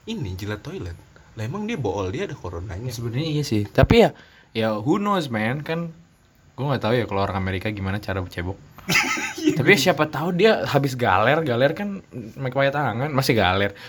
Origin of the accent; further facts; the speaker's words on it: Banten, Indonesia; Kalau gini gue dari Banten coy lagi